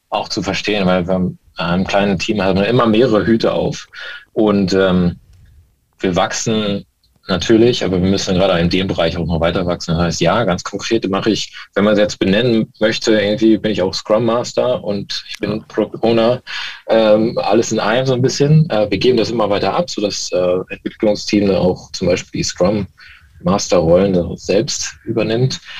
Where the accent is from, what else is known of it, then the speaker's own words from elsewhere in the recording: Baltic coast, Germany; also born or lived in West Germany; bin eigentlich gebürtiger, äh, gebürtig im Westen, aber an der Ostsee aufgewachsen.